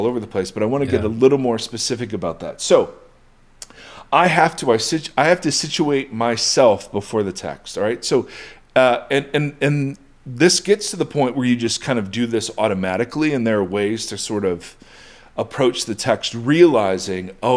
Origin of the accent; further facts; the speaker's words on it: United States; as an American Westerner